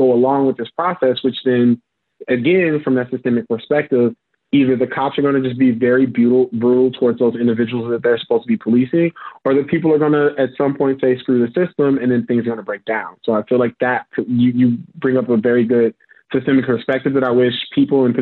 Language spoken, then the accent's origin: English; St. Louis, Missouri, United States; now in Chicago, United States; I'm originally from Missouri, St. Louis, Missouri